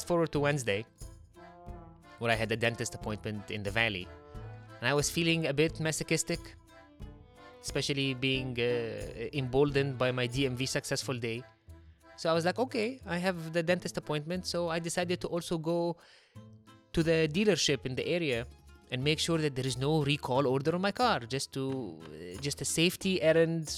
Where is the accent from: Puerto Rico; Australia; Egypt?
Egypt; moved away; I'm from Egypt, like the land of chatty drivers.